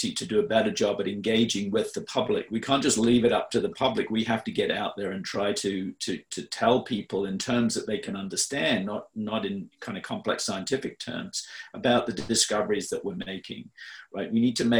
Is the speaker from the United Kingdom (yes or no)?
yes; England, United Kingdom; I grew up in England, in the UK